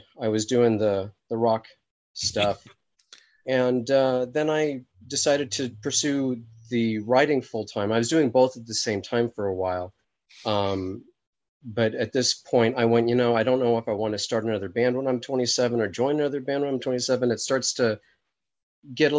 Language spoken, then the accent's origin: English; Los Angeles, California, United States; I hail from Los Angeles, California